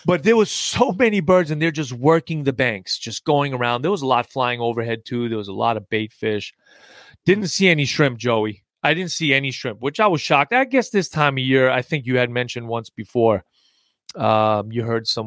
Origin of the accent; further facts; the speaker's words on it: New York, United States; accent: New York; moved away; I just got back from New York. So it's my little accent thickened up a little bit